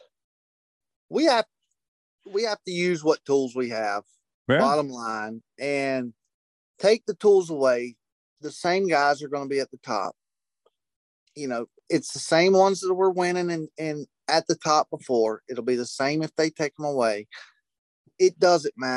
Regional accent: United States; When I grew up on Lake Wiley, we had a flood

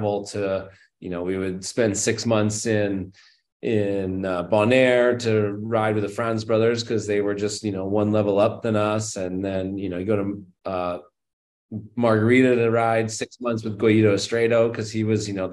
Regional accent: Berkeley, California, United States; I grew up in Berkeley, California, which is, you know, San Francisco Bay Area

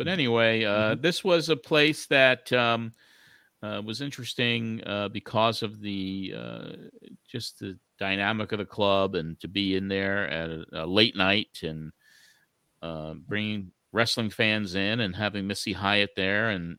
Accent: New York, United States; it reminded me of my youth growing up on Long Island in the 60s.

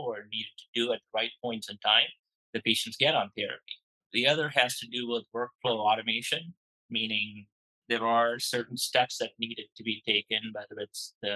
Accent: India; moved away as an adult; now in San Francisco Bay Area, United States; I grew up in India and I moved to the States.

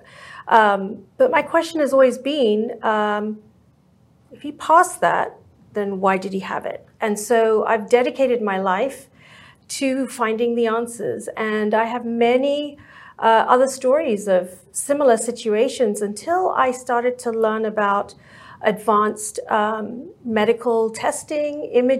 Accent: England, United Kingdom; now in Dallas-Fort Worth, United States; I was born and raised in England

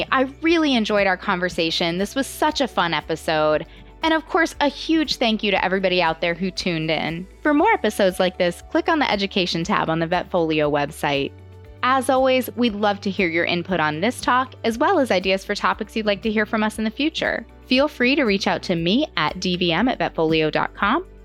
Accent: northern Illinois, United States; now in Florida, United States; I was from Illinois

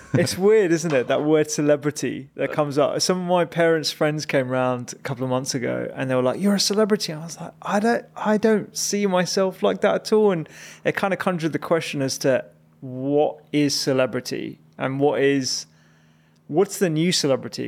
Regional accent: Chigwell, East of England, United Kingdom; also born or lived in Barking, London / East London / Redbridge, London; we moved quite early to Essex, and that's where I had, like, most of my secondary

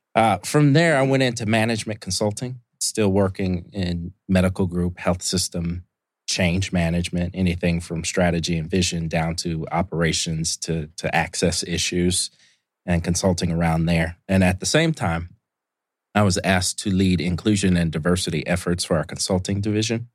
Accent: Indianapolis, Indiana, United States; moved away as an adult; also born or lived in Columbus, Ohio; now in Atlanta, United States; I'm from Indianapolis, Indiana, originally. Uh, grew up there

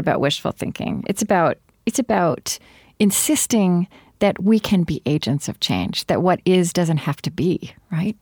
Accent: Oklahoma, United States; now in Minnesota, United States; I grew up in Oklahoma

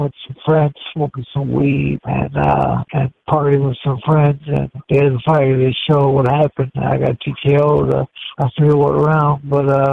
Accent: Gary, Indiana, United States; I was born in Gary, Indiana.

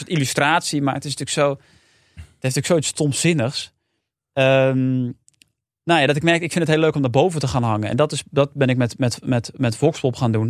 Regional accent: Amersfoort, Utrecht, Netherlands; Ik kwam uit Amersfoort

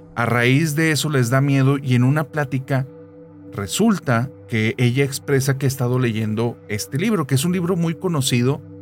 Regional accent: Monterrey, Nuevo León, Mexico; yo soy de Monterrey

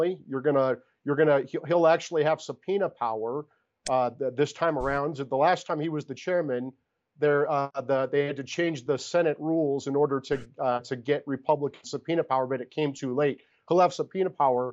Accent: Iowa, United States; my home state of Iowa

